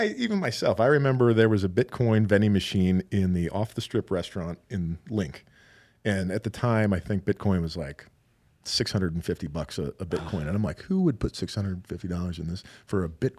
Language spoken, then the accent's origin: English; Cincinnati, Ohio, United States; moved away as an adult; now in Las Vegas, United States; growing up in Cincinnati, we had the Cincinnati Cyclones